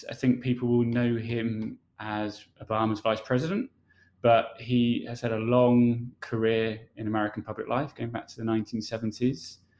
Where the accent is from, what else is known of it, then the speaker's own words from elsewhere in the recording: United Kingdom; moved away as an adult; now in United States; I'm a British journalist living and working in America.